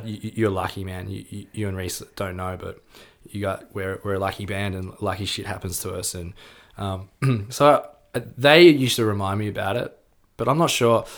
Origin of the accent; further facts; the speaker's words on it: Melbourne, Victoria, Australia; we grew up in Melbourne